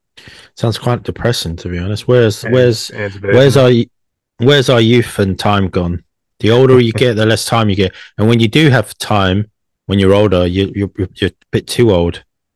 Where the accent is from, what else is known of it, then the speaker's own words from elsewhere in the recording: London, United Kingdom; as a Londoner